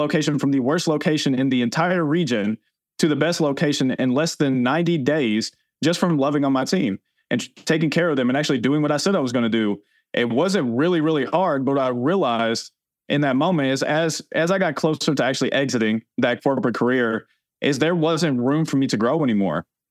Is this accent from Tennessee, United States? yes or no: yes; Tennessee, United States; growing up in Tennessee, that's what I was taught